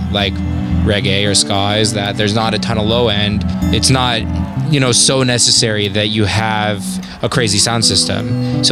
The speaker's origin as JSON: {"language": "English", "area": "right outside of San Francisco", "region": "Northern California", "country": "United States", "tie": "born or raised there", "said": "I grew up in Northern California, like right outside of San Francisco."}